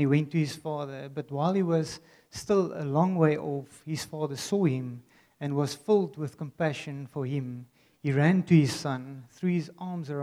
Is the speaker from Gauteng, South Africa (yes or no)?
no; Worcester, Western Cape, South Africa; I grew up in Worcester